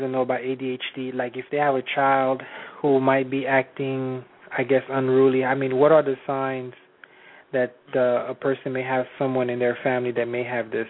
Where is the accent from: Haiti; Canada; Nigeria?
Haiti; Well, I'm Haitian. I was born in Haiti